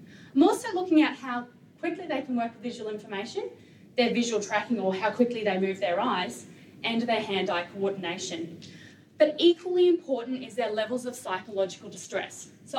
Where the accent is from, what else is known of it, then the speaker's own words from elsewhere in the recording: Australia; When you get hit hard, there is an expectation, a competitiveness in you, as an Australian, to get up and keep playing.